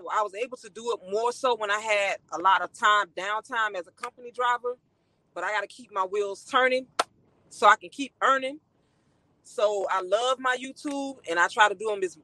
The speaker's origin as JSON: {"language": "English", "town": "Miami", "region": "Florida", "country": "United States", "tie": "born or raised there", "moved": "yes", "lives_now": "Texas, United States", "said": "I was raised in Overtown, Miami, Florida"}